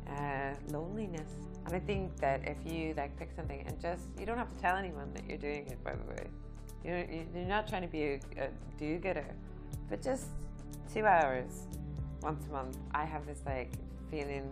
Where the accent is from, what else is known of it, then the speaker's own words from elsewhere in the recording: United States; moved away as an adult; now in Northern Ireland, United Kingdom; I'm from America